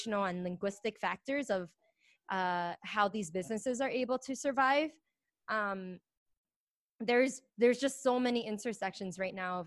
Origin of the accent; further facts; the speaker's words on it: New York City, New York, United States; I am born and raised in Chinatown and am a Chinese and Asian American woman